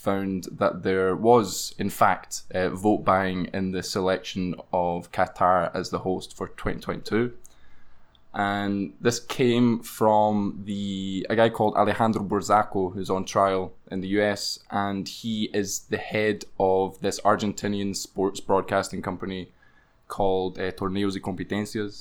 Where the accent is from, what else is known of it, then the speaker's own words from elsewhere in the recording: Glasgow, Scotland, United Kingdom; now in Brazil; growing up in Glasgow as a good Catholic boy